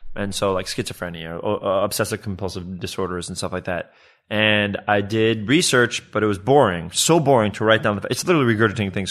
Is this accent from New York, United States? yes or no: yes; New York City, New York, United States; moved away as an adult; also born or lived in Westchester, New York; now in Los Angeles, United States; When I was a kid, I moved from Riverdale, which is like the northern part of the Bronx, and up to Westchester